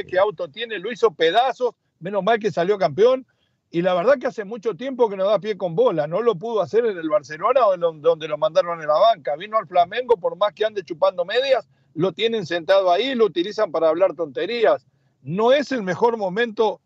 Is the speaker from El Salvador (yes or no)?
no; Mexico; somos los mexicanos